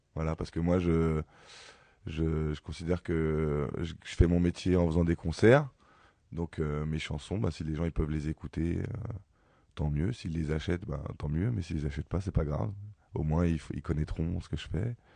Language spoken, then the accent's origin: French; Ivry-sur-Seine, Île-de-France, France; je suis né à Ivry, j'ai grandi à Ivry